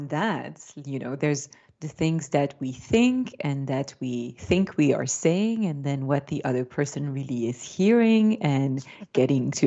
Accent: Belgium; first language French; English is a second language; I grew up in Belgium, my mother tongue is French

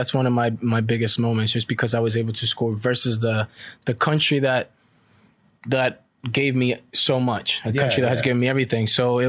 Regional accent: Costa Rica; growing up in Costa Rica, that's the big price right there.

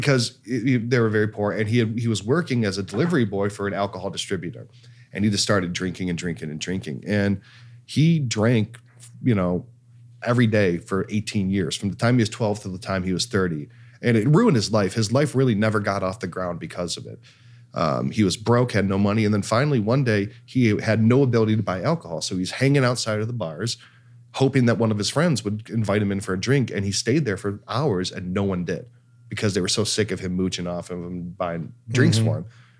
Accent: Ireland; That's culturally insensitive. I'm Irish.

